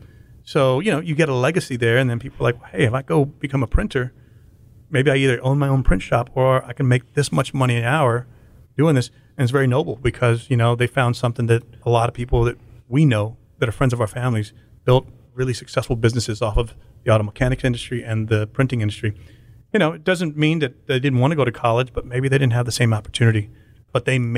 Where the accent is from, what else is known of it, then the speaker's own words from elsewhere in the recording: Austin, Texas, United States; also born or lived in Notre Dame, Indiana; You know, I grew up in East Austin, and obviously my family's been here forever